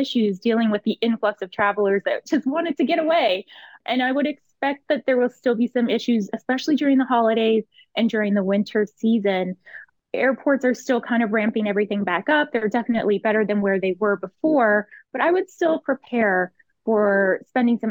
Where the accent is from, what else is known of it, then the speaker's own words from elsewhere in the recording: Canada; as a Canadian traveler